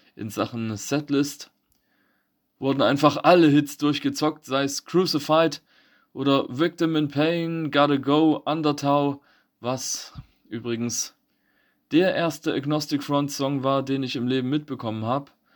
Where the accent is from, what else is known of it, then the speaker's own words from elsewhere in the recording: Eisenberg, Thuringia, Germany; bei uns in Eisenberg